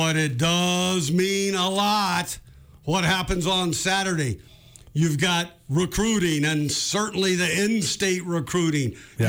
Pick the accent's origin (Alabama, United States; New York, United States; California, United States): California, United States; San Jose; now in Montana, United States; I grew up in Northern California, South San Jose.